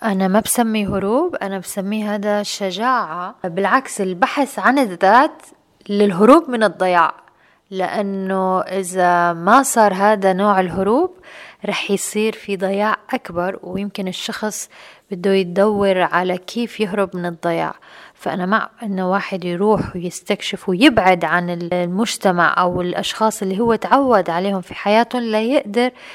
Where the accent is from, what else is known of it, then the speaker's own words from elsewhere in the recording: Aleppo, Aleppo Governorate, Syria; now in Dubai, United Arab Emirates; كنت عايشة في مجتمع في بلدي الأم بسوريا بحلب